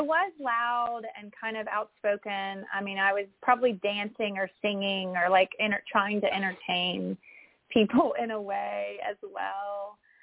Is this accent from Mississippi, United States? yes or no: yes; Mississippi, United States; moved away; growing up in Mississippi